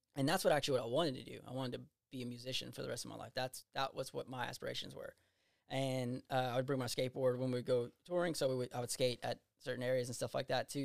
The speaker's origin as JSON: {"language": "English", "town": "Eunice", "region": "Louisiana", "country": "United States", "tie": "born or raised there", "said": "I grew up in Eunice"}